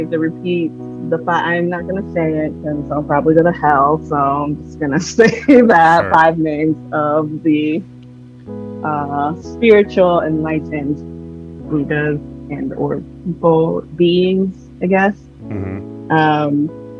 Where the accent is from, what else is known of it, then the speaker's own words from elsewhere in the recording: Portland, Oregon, United States; also born or lived in California; So I say I'm from Portland because that's the most time that I've ever stayed at. But I was born in California.